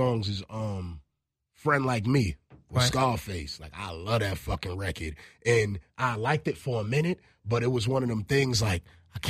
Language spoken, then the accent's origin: English; East Coast, United States; as a kid growing up on the East Coast and being a … fan, I just naturally didn't like …